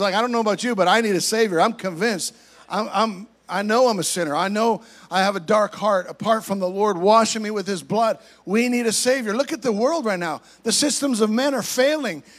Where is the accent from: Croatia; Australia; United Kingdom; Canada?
Canada; moved away as an adult; now in United States; I'm originally from Canada, I'm an American citizen as well, but, but I grew up in Canada, so I have a different perspective. Came down here when I was 21 years old